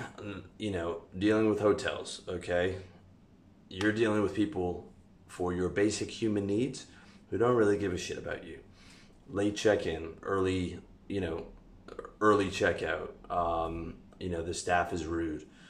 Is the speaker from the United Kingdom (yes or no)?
no; Canada; moved away as an adult; also born or lived in Chiang Mai / Pattaya / Philippines; now in Europe; I'm from Canada